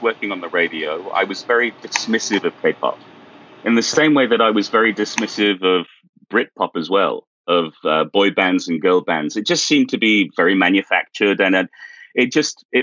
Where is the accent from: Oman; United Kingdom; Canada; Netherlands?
United Kingdom; moved away as an adult; now in South Korea; I'm British